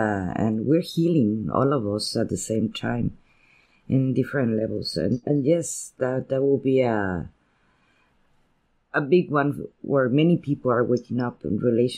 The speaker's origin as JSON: {"language": "English", "country": "Spain", "first_language": "Spanish", "second_language": "English", "said": "And I am a Spanish poet. And my first language is Spanish, and I have that difficulty to express myself in a language that is not mine."}